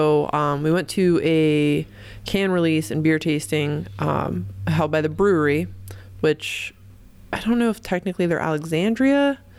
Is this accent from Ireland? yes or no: yes; Ireland; I'm Irish. We just do vowels.